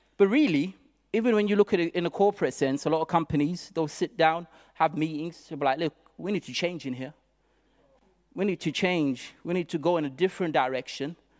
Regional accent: Zimbabwe; now in United Kingdom; I come from Zimbabwe originally, and I arrived in this country

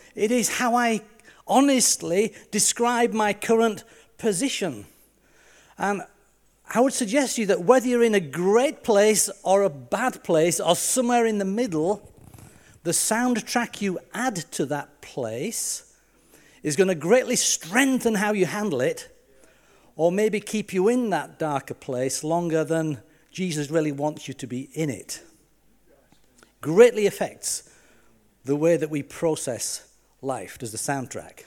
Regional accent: Yorkshire and the Humber, United Kingdom; moved away; also born or lived in Leicester / Lancaster; I'm just proud of being Yorkshire.

